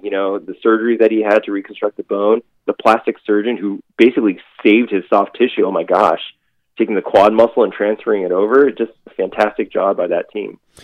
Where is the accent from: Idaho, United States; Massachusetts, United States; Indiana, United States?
Massachusetts, United States; Boston; moved away as an adult; I'm born and raised in Boston. Was there for 30 years